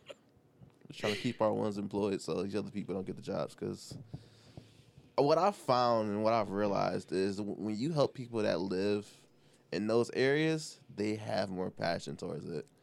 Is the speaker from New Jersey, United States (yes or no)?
no; Detroit, Michigan, United States; I am born and raised on the East Side. I don't live there anymore